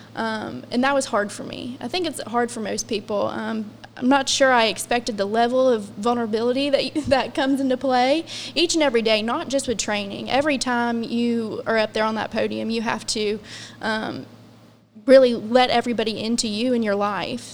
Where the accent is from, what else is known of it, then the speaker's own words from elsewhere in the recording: Scott Depot, West Virginia, United States; moved away as an adult; now in South Charleston, United States; I'm originally from the Scott Depot area